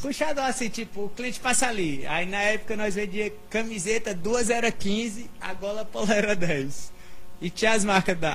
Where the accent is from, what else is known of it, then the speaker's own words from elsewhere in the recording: Sumé, Paraíba, Brazil; moved away as an adult; also born or lived in Congo (town of birth, Paraíba); now in São Paulo, Brazil; Com sete anos eu voltei para Sumé. E fui criado aqui em Sumé